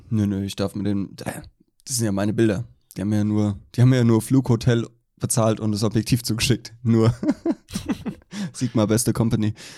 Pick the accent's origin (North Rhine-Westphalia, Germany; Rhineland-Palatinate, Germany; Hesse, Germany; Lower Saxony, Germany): Hesse, Germany; Allendorf; wo ich aufgewachsen bin, meine Hometown Allendorf